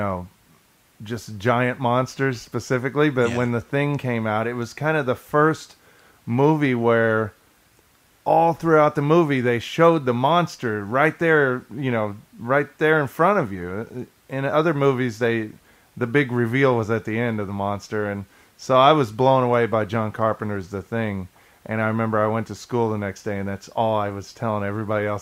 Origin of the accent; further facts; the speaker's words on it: Kansas, United States; when I grew up in Kansas